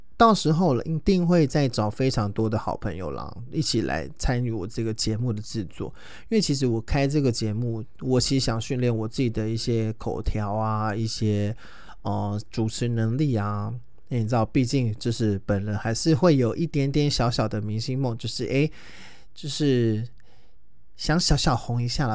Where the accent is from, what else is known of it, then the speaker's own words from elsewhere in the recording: Taoyuan, Taiwan; 我是桃园人，然后我住在桃园市